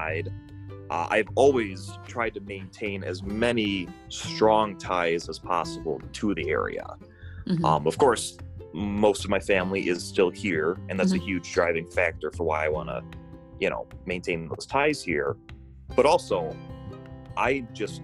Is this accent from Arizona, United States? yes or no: no; Hawks, Michigan, United States; moved away as an adult; now in Farmington, United States; I was born and raised in Hawks, Michigan